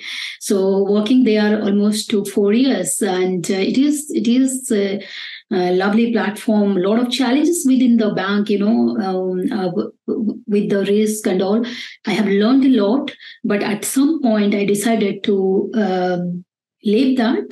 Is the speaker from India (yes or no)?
yes; Bangalore, Karnataka, India; I came from Bangalore, which is a very happening and very noisy place.